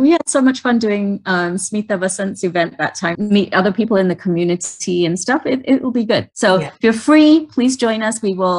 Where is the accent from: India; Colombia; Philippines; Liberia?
India; And we have actually loved the fact that we are Indian.